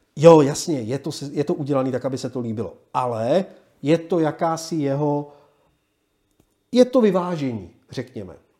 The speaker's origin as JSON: {"language": "Czech", "region": "Prague", "country": "Czechia"}